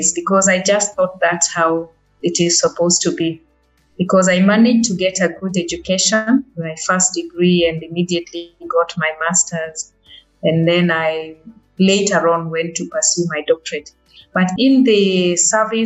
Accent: Kenya; I'm a Kenyan

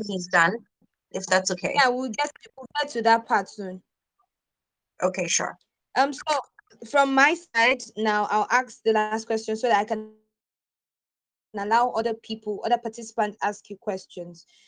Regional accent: Nigeria; I am a Nigerian

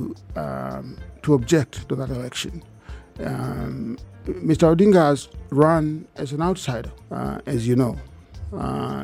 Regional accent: Kenya; I'm a Kenyan.

